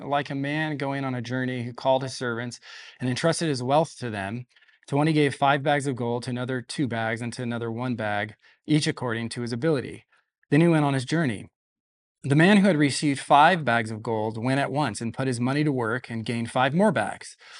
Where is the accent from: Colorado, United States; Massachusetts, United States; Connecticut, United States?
Colorado, United States; Denver; moved away as an adult; now in Visalia, United States; I was actually born in Visalia, lived here until I was about five years old, uh, then moved to Denver with my family, so I'm, I consider myself a Coloradan